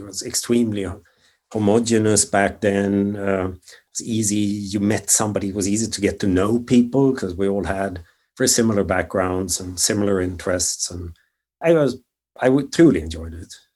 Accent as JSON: {"language": "English", "area": "just outside of Stockholm", "region": "Stockholm County", "country": "Sweden", "tie": "born or raised there", "also_born_or_lived": "Germany", "moved": "as an adult", "lives_now": "San Francisco, United States", "said": "grew up just outside of Stockholm"}